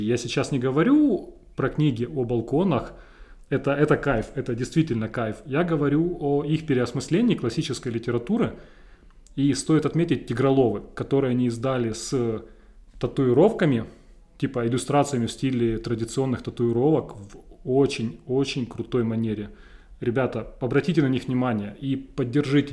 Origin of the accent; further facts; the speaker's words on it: Donbas, Ukraine; Я простой парень из Шахтерского края